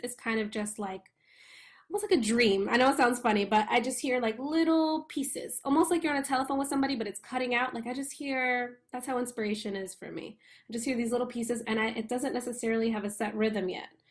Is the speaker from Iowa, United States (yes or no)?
no; New York, United States; born or raised there